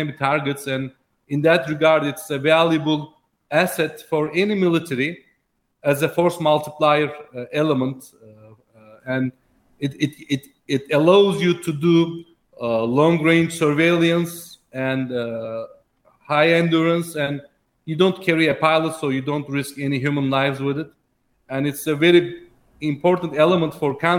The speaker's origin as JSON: {"language": "English", "country": "Turkey", "said": "we as Turkey"}